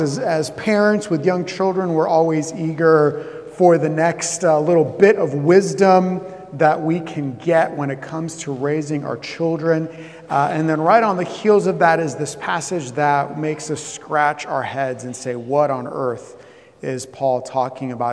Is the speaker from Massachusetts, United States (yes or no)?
no; Southeast Florida, United States; moved away; I'm from Florida. I grew up in, in, in, Southeast Florida